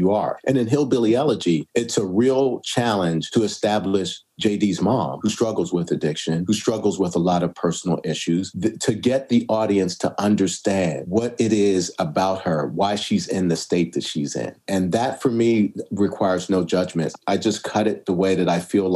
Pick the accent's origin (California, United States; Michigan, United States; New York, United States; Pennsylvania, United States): Pennsylvania, United States; Pittsburgh; moved away; I come from Pittsburgh